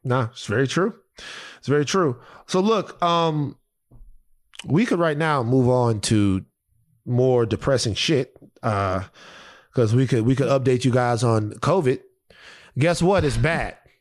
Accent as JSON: {"language": "English", "town": "Baton Rouge", "region": "Louisiana", "country": "United States", "tie": "born or raised there", "said": "growing up in South Baton Rouge"}